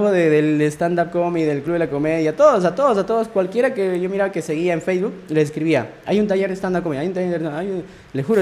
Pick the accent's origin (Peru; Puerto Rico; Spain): Peru; Lima; also born or lived in Huancayo, Junín, Peru / San Jerónimo, Junín, Peru; Sí, me trajeron como que a los ocho años.